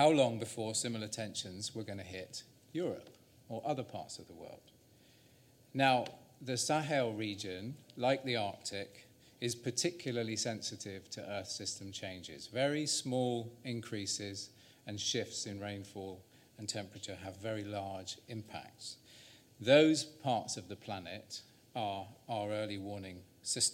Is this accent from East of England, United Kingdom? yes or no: no; Salisbury, South West England, United Kingdom; now in Wales, United Kingdom; I was born in Salisbury in Wiltshire at 330 parts per million. But now I live in Wales